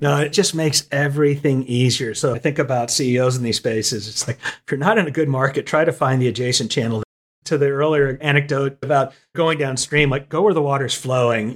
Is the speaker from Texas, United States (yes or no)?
yes; Austin, Texas, United States; now in Nashville, United States; I grew up in Austin, Texas, and now I live in Nashville, Tennessee.